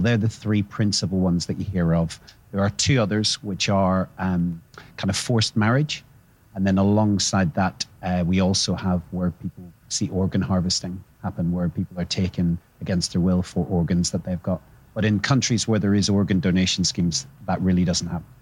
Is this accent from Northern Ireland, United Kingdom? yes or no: yes; Northern Ireland, United Kingdom; growing up in Northern Ireland